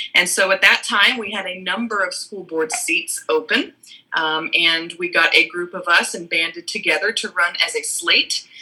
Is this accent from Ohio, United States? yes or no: yes; Cincinnati, Ohio, United States; I am from the southwestern tip of Ohio um, in the Cincinnati area